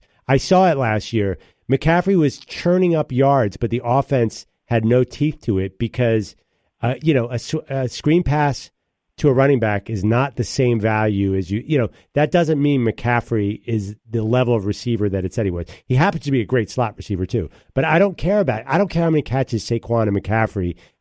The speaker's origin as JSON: {"language": "English", "town": "Philadelphia", "region": "Pennsylvania", "country": "United States", "said": "I'm from Philly"}